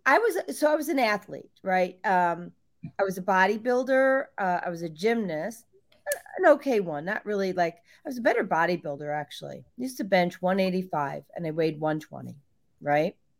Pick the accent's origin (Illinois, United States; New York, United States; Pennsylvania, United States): Illinois, United States; Barrington; now in Georgia, United States; I grew up in Barrington, Illinois.